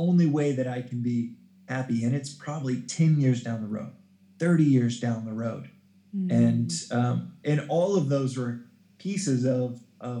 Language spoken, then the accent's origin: English; Dallas, Texas, United States; moved away; also born or lived in South Africa; growing up in Dallas, Texas, a very Bible Belt